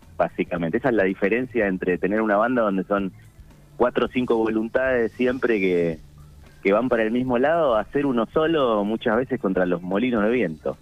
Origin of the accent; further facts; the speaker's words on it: Avellaneda, Buenos Aires Province, Argentina; also born or lived in Quilmes; yo soy del conurbano bonaerense, nací en Avellaneda, eh, va en Quilmes en realidad, viví en Avellaneda toda mi vida